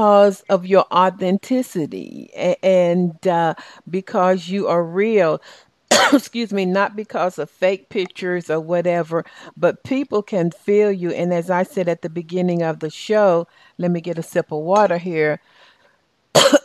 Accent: Southern, United States; accent: Southern; my Southern accent

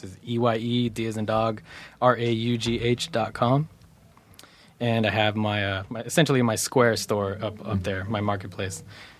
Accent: Fontana, California, United States; also born or lived in Los Angeles; I was born in L.A., raised in Fontana. Fontana is like adjacent to Riverside.

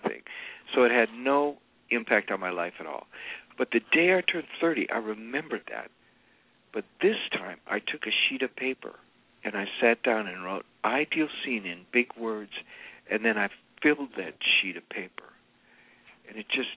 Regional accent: United States; I'm an American.

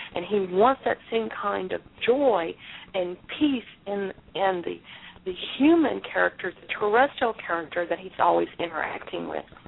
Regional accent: Galveston, Texas, United States; I was born in Galveston, Texas

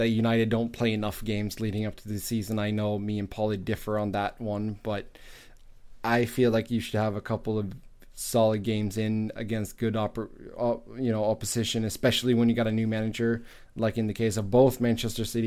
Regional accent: Gothenburg, Västra Götaland, Sweden; my hometown, Gothenburg, Sweden

